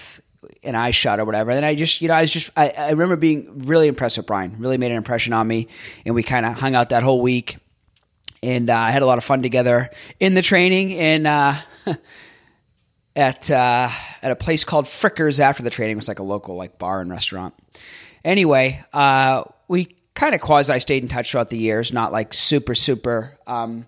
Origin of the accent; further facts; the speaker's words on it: Boston, Massachusetts, United States; moved away as an adult; now in Tampa, United States; growing up in Boston in the Northeast